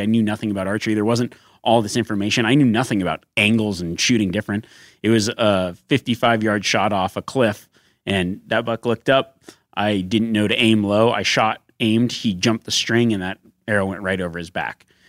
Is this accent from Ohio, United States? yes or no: no; Nevada, United States; growing up in Nevada